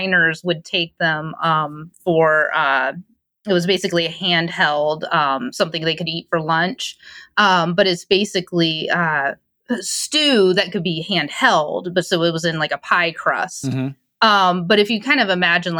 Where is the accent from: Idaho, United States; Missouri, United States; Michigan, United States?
Michigan, United States; we're from Michigan